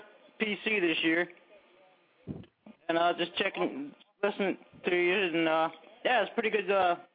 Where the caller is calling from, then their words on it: Florida, United States; I'm calling from Florida.